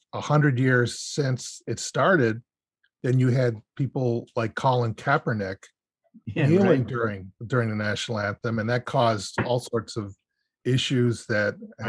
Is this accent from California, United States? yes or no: no; Chicago, Illinois, United States; But I'm being a Chicagoan, though